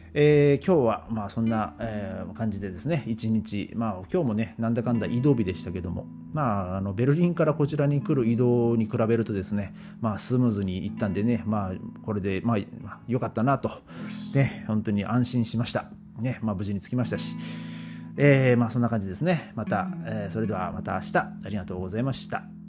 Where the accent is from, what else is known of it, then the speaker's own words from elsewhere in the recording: Gonohe, Aomori, Japan; 僕の地元のねあの青森県の五戸っていうところには馬肉鍋っていうのが、まあ、あるんですよ